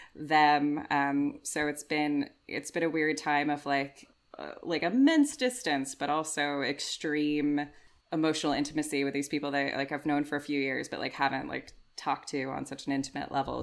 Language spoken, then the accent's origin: English; United States; now in United Kingdom; being like an American improviser